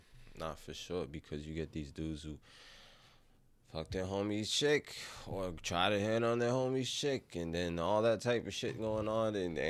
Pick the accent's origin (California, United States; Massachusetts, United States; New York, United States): New York, United States; Bronx; And then we grew up in the Bronx